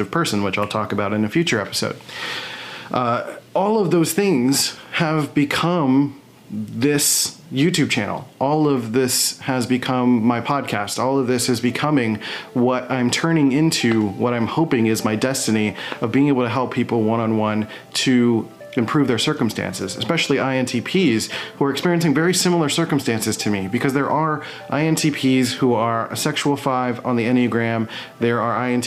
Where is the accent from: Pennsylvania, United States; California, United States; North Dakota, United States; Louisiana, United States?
Pennsylvania, United States; Philadelphia; moved away as an adult; I'm from Philadelphia, Pennsylvania